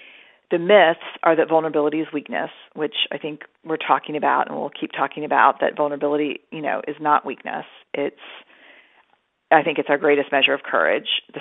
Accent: Texas, United States; I'm Texan. I was raised in a very kind of, you know, tough, suck it up, soldier on.

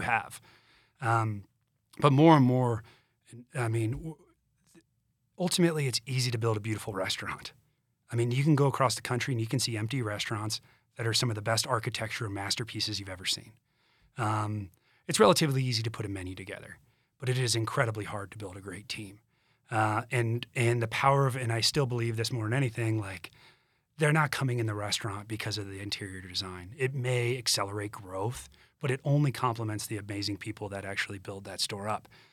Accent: Augusta, Georgia, United States; moved away as an adult; also born or lived in Charleston, South Carolina / Denver, Colorado; now in Colorado, United States; I grew up in Augusta, Georgia, went to school in Charleston

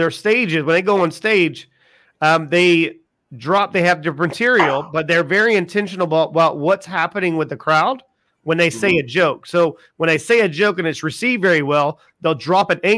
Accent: South Carolina, United States; I'm from South Carolina

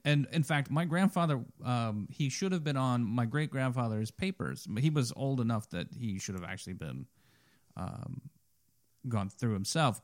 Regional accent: Reading, Pennsylvania, United States; I was born in Reading

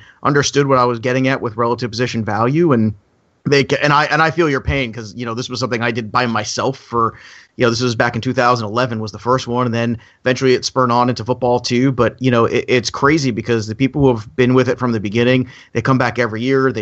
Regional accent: New York, United States; I'm from New York

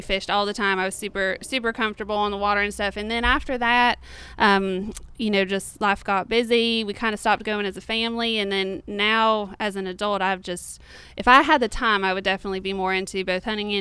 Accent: Florida, United States; I was born and raised in Florida

